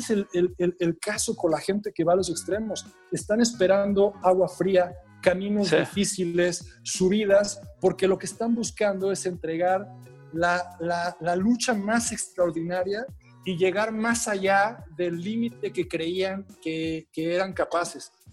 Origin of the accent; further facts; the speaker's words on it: Mexico; yo no podía regresar a México